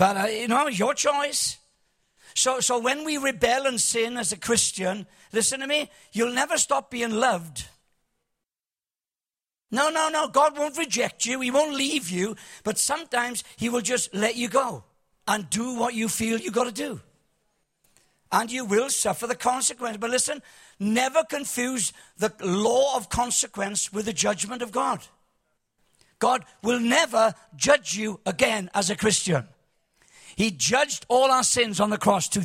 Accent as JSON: {"language": "English", "town": "Cardiff", "region": "Wales", "country": "United Kingdom", "said": "I'm from Cardiff."}